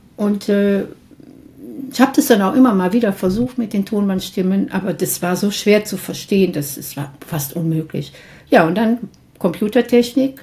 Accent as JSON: {"language": "German", "town": "Mönchengladbach", "region": "North Rhine-Westphalia", "country": "Germany", "tie": "born or raised there", "said": "in meiner Heimatstadt Mönchengladbach"}